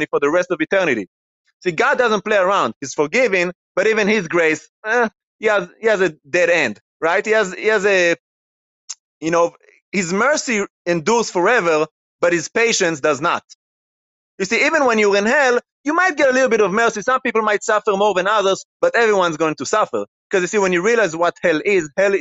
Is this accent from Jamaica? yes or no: no; Israel; moved away; I grew up in Israel, in a Jewish background that does not believe in Jesus